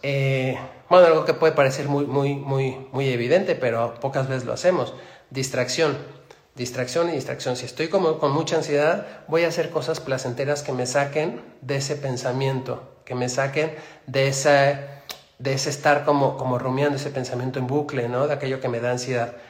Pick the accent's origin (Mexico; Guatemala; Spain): Mexico; Mexico City; Soy de Ciudad de México.